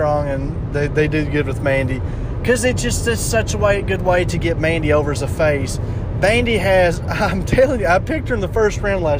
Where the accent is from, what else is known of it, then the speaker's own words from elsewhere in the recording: Kentucky, United States; we're from Kentucky